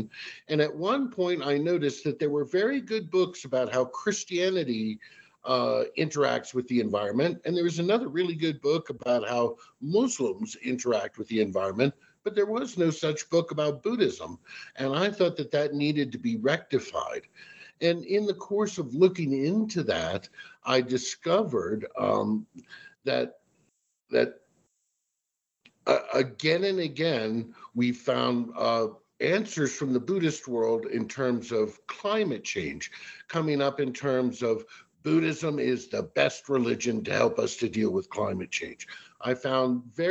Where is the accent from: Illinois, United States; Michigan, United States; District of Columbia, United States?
District of Columbia, United States; Washington; I'm originally from the Washington, D.C. area.